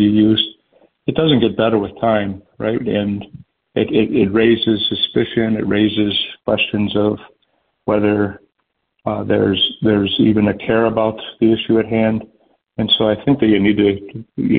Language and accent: English; Chicago, Illinois, United States; my hometown of Chicago